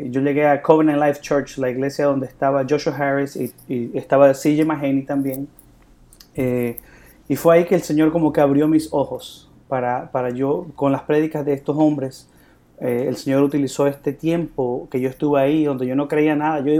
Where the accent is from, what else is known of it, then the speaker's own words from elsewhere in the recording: Bolivia; yo soy de Bolivia.